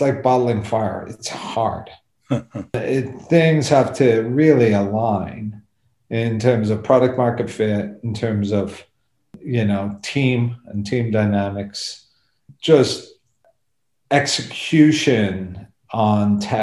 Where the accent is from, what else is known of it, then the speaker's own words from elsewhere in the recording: Dublin, Leinster, Ireland; I grew up in Dublin